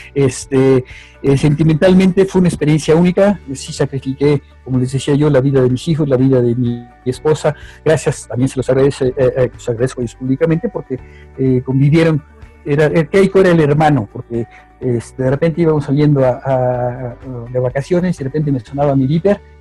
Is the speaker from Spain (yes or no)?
no; Mexico; como mexicano